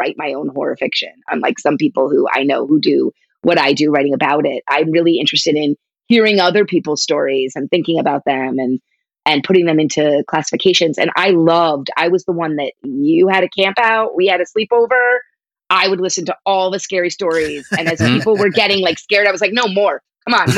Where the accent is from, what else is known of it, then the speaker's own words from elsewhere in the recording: New Jersey, United States; I grew up in New Jersey and we have malls